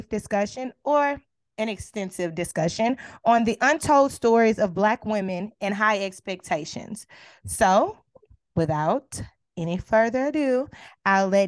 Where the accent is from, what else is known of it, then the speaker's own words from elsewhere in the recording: Beaumont, Texas, United States; moved away; I'm from Texas, right? Where we do gold grill swangers and screw music and all the things, right? Slab lines. That's who I am. That's what I grew up watching and seeing, sitting in my front yard with my grandparents